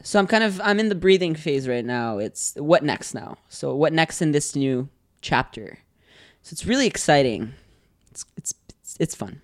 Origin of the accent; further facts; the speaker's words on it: Gatineau, Quebec, Canada; moved away; I was born in Get, uh, in Gatineau, and yeah, Gatineau is, it's pretty nice.